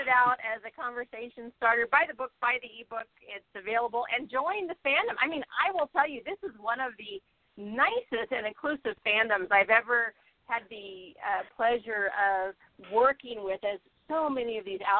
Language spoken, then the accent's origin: English; Southern California, United States; growing up in Southern California